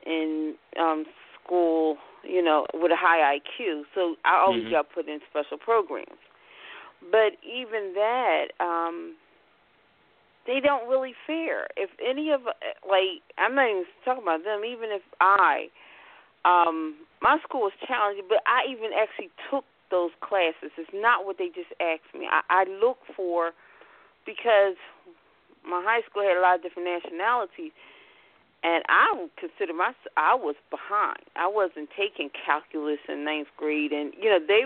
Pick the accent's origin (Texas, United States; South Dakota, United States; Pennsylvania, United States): Pennsylvania, United States; Philadelphia; moved away; I'm from Philadelphia